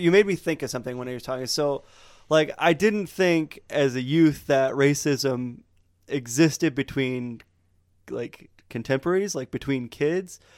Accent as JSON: {"language": "English", "town": "Montrose", "region": "Michigan", "country": "United States", "tie": "born or raised there", "said": "I grew up in Montrose, which is farming town in the middle of nowhere"}